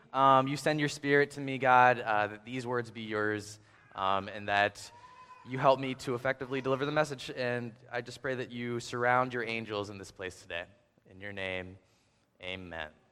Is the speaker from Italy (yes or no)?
no; Hagerstown, Maryland, United States; I grew up in Hagerstown, Maryland